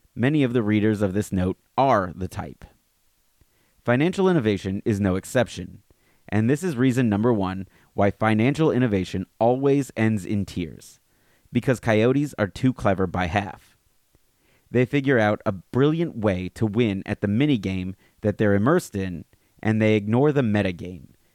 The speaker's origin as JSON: {"language": "English", "region": "Alabama", "country": "United States", "tie": "born or raised there", "moved": "yes", "lives_now": "Fairfield County, Connecticut, United States", "said": "growing up in Alabama like me"}